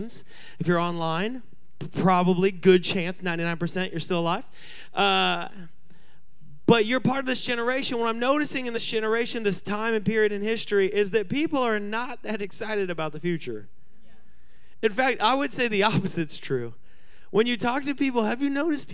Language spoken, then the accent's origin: English; Seattle, Washington, United States; everyone I grew up with in Seattle